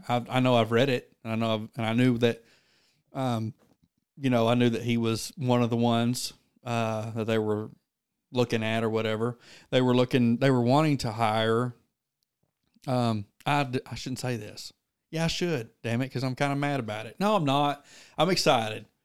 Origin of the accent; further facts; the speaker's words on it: Wilberton, Oklahoma, United States; moved away as an adult; now in McAlester, United States; I am originally from Wilberton, Oklahoma. I am from Wilberton.